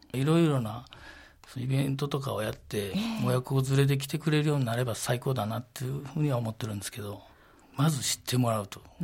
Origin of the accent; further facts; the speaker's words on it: Sakai, Osaka, Japan; moved away as an adult; now in Gunma, Japan; 堺出身ですっていうのはなんとなく誇りに思ってますけど